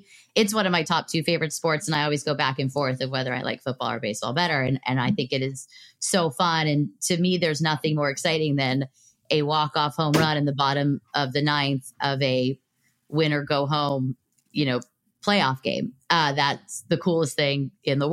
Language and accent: English; Los Angeles, California, United States; I'm from Los Angeles